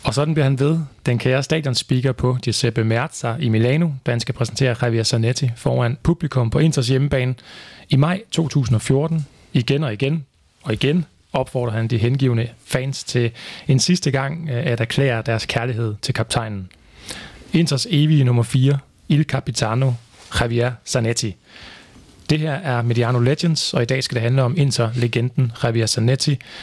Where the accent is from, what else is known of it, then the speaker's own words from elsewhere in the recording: Viborg, Central Denmark Region, Denmark; i Viborg, hvor jeg kommer fra